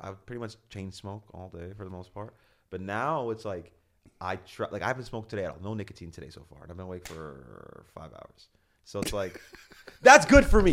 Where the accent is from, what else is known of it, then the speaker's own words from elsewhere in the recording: Canada; I'm Canadian